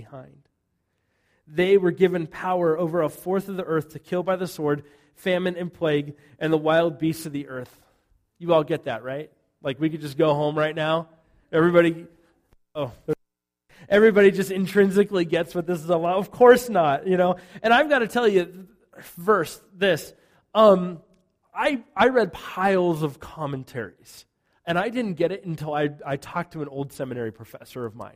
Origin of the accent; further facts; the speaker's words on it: United States; I'm an American in the church.